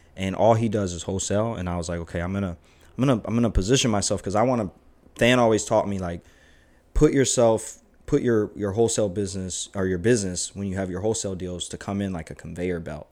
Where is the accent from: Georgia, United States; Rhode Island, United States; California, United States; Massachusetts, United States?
Georgia, United States; Savannah; growing up in Savannah